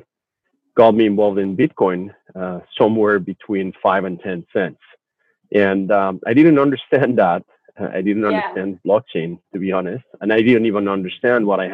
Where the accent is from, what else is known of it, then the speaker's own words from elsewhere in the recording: Mexico; moved away as an adult; now in Vancouver, Canada; I was originally born in Mexico and proud dual descent citizen of Canada and Mexico.